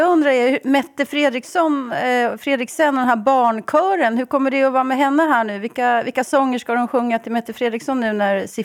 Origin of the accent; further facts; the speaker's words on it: Sweden; jag som svensk, där, vi, där smittan sjunker, jag får inte åka till till Bergen